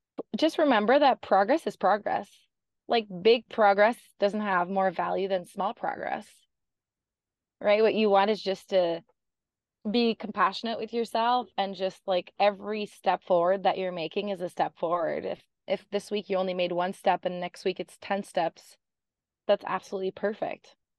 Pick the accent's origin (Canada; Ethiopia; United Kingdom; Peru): Canada; moved away as an adult; I'm Canadian, and I escaped the cold Canadian winters